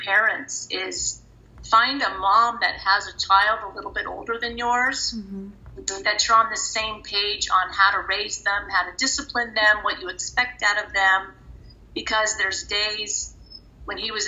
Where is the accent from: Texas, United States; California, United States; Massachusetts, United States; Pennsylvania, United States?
California, United States; Los Angeles; also born or lived in Grants Pass, Oregon / Thousand Oaks, California; my husband and I were raised in the San Fernando Valley